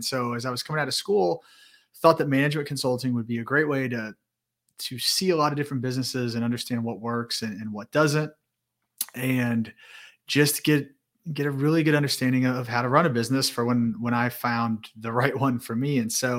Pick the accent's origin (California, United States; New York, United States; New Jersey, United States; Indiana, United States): Indiana, United States; Indianapolis; So born and raised in the Midwest in Indianapolis.